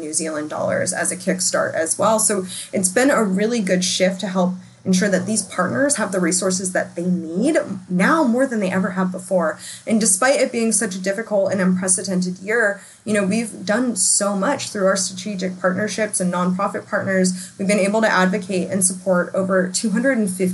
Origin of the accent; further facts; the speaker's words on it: United States; as an American